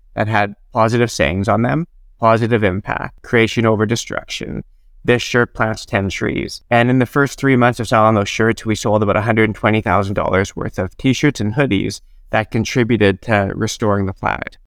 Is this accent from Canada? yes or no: yes; Regina, Saskatchewan, Canada; moved away as an adult; also born or lived in Nanaimo; I grew up in Regina, Saskatchewan, and I, I lived there right through until my second year of college